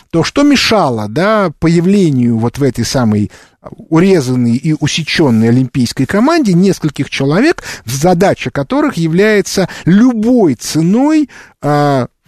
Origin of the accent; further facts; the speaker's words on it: Moscow Oblast, Russia; я из Подмосковья.